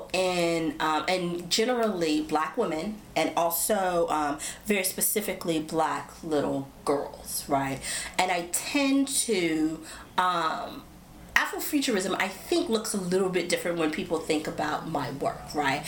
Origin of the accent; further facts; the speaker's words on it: United States; being American